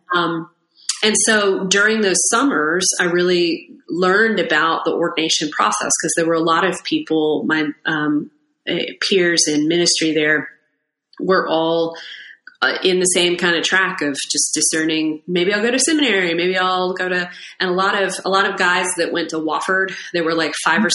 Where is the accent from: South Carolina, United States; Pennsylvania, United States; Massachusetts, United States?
South Carolina, United States; Irmo; now in Winston-Salem, United States; I grew up outside of Columbia, South Carolina, in Irmo